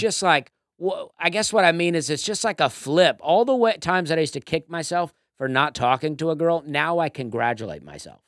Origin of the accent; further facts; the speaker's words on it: Auburn, Alabama, United States; now in Nashville, United States; I'm from Alabama, too